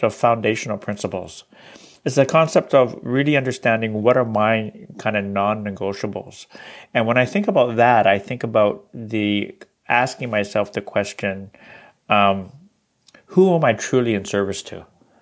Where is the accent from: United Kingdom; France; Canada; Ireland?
Canada; I am Chinese Canadian, and quite recently been working with an organization on the West Coast here